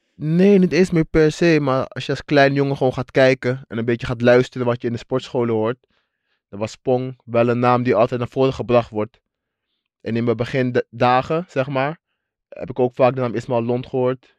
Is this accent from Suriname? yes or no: yes; Suriname; waar ik vandaan kom. En dat is de Suriname